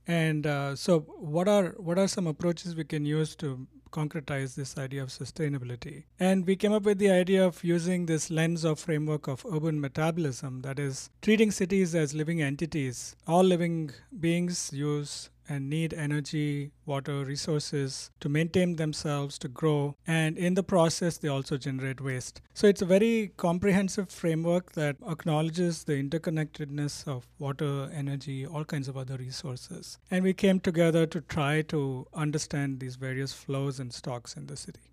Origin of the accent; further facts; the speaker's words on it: Bangalore, Karnataka, India; now in Davis, United States; I grew up in Bangalore, so it's my hometown